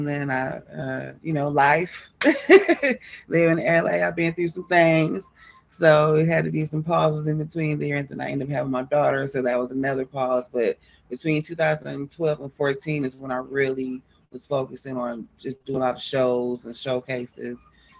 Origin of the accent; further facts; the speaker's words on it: Los Angeles, California, United States; moved away as an adult; now in Kansas City, United States; I relocated here from Los Angeles. I'm from Los Angeles, California.